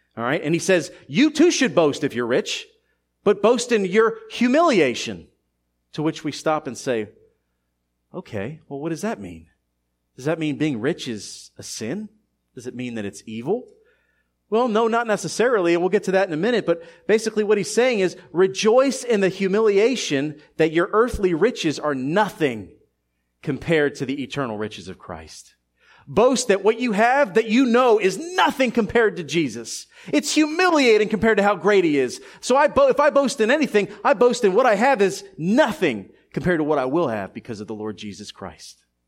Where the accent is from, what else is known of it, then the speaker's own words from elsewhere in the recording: Philadelphia, Pennsylvania, United States; a teenager growing up in Philadelphia in the early nineties